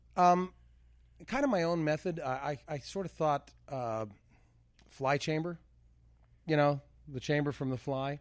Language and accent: English; Canada; moved away; growing up in Canada